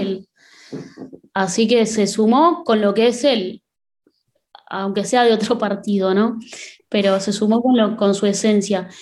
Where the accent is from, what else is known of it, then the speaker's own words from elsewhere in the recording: Pilar, Buenos Aires Province, Argentina; yo soy de Pilar